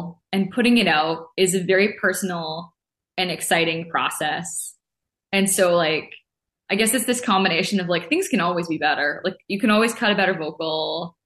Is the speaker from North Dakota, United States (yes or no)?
yes; Grand Forks, North Dakota, United States; moved away; my hometown of Grand Forks, which is really the community that raised me